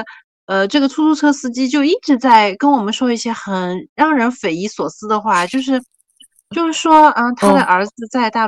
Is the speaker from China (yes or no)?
yes; China; 他知道我是大陆过来的